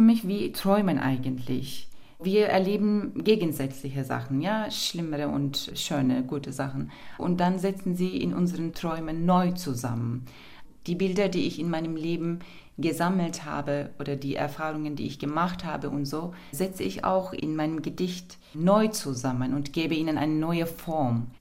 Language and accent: German; Turkey; German is a second language; moved away as an adult; now in Berlin, Germany; Ich komme aus der Türkei